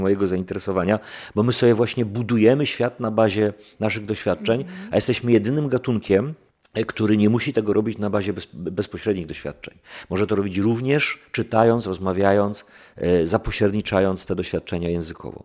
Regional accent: Silesian Voivodeship, Poland; ja jestem Ślązakiem z dziada, pradziada, jestem do tej ziemi bardzo mocno przywiązany

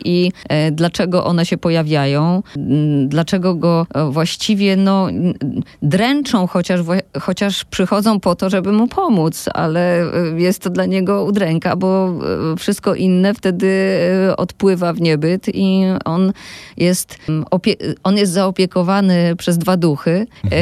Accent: Silesian Voivodeship, Poland; ja jestem ze Śląska

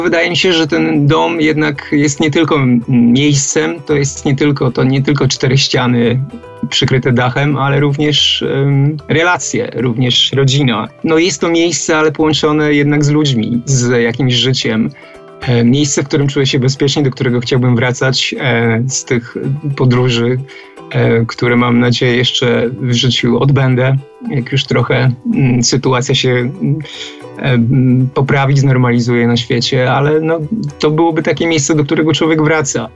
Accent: Trąbki, Masovian Voivodeship, Poland; Ja urodziłem się w dosyć małym takim miasteczku, ni to miasto, ni to wieś. Nazywa się Trąbki, niektórzy mówią Huta Czechy pod Garwolinem.

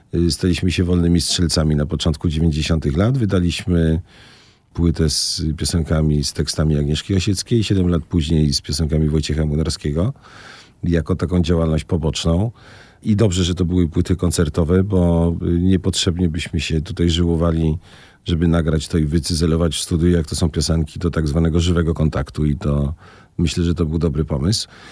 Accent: Poznań, Greater Poland, Poland; moved away as an adult; also born or lived in Toruń / Zielona Góra; now in Tricity, Poland; jestem urodzony w Poznaniu

